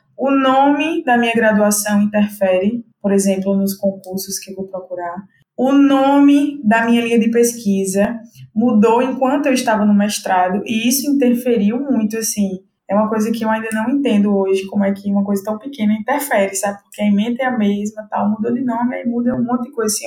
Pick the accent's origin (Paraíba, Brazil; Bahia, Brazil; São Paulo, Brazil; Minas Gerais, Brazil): Paraíba, Brazil; João Pessoa; moved away as an adult; now in Recife, Brazil; eu sou de João Pessoa, Paraíba